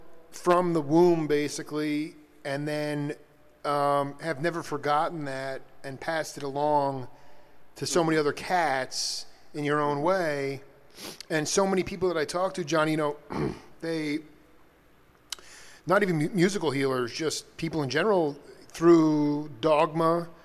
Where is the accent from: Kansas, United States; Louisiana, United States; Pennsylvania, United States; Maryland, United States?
Louisiana, United States; New Orleans; Growing up in New Orleans, it was done differently.